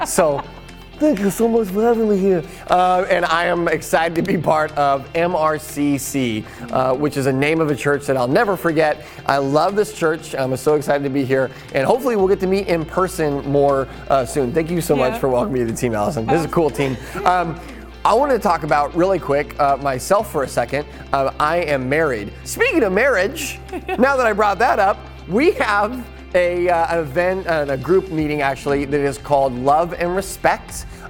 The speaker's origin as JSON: {"language": "English", "region": "Scotland", "country": "United Kingdom", "said": "you might hear someone yelling kind of strange things that you might not be accustomed to because I'm a Scottish golfer."}